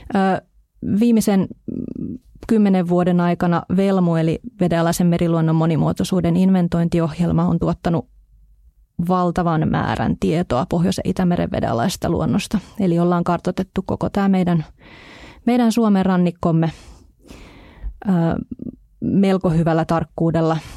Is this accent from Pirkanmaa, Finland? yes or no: no; Hamina, Kymenlaakso, Finland; minun kotipuolessani tuolla Hamina edustalla oleva Summanlahti